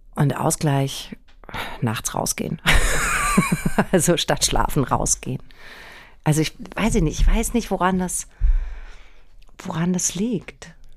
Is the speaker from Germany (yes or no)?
yes; Germany; ich bin im Wald aufgewachsen. Wirklich am Waldrand